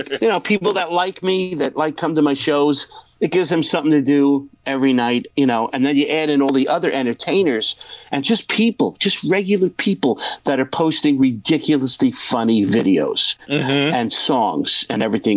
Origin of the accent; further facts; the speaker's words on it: New York City, New York, United States; also born or lived in Point Pleasant; I'm from Brooklyn, New York